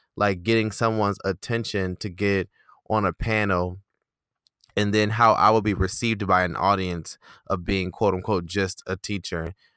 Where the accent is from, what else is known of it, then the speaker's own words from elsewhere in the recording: Detroit, Michigan, United States; moved away; I'm from Detroit